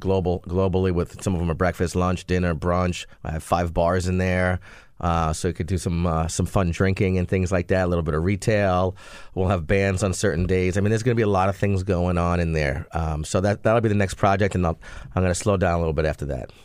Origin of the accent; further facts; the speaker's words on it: New Jersey, United States; moved away; I was from New Jersey